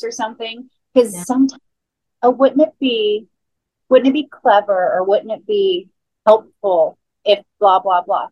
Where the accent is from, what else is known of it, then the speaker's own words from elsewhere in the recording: Space Coast, Florida, United States; grew up on the Space Coast